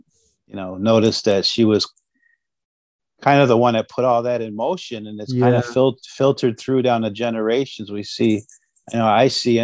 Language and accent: English; Western New York, United States; also born or lived in Akwesasne; about the age of two, you know, when he started working more steady, he moved my mom and myself down into Western New York area